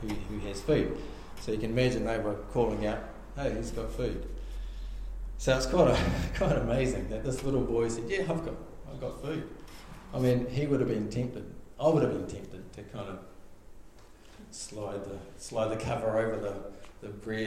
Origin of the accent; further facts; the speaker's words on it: Australia; I grew up in Narrawhia